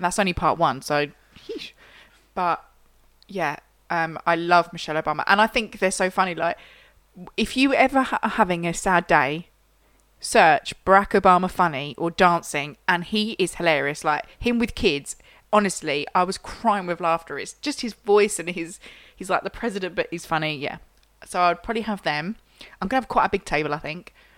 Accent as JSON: {"language": "English", "region": "Yorkshire and the Humber", "country": "United Kingdom", "said": "I'm a Yorkshire girl"}